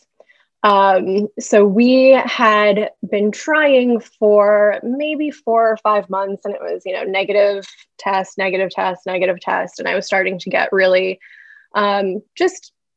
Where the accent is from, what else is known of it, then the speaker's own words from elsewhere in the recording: New York City, New York, United States; moved away as an adult; now in Charlotte, United States; I'm a New Yorker, so I moved to Charlotte from New York City in 2017